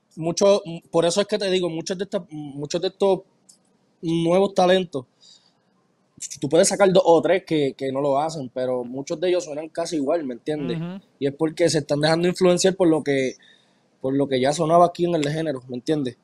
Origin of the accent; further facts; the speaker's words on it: Mayagüez, Puerto Rico; now in United States; Yo soy de Mayagüez y yo soy de los que va a las fiestas patronales